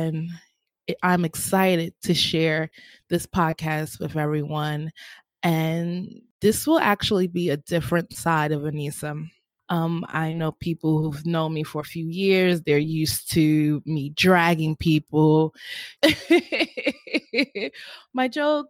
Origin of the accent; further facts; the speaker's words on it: New York City, New York, United States; I'm born and raised in Harlem